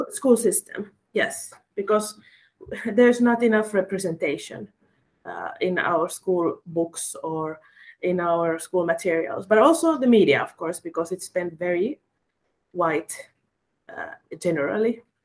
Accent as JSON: {"language": "English", "country": "Finland", "first_language": "Finnish", "second_language": "English", "said": "many of us who speak Finnish as their mother tongue, like me"}